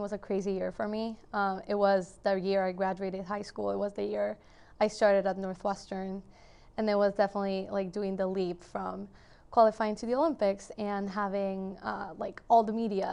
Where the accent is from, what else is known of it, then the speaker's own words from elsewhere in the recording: Guatemala; moved away; I am originally from Guatemala